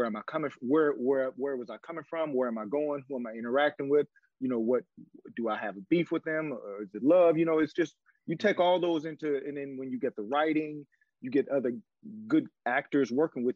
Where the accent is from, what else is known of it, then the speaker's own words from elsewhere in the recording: Chicago, Illinois, United States; I'm from the South Side of Chicago.